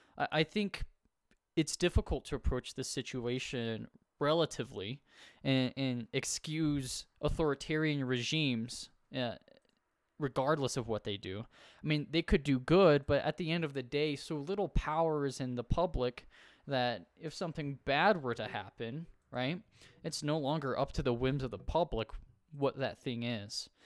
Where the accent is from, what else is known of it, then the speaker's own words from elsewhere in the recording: United States; I'm from the United States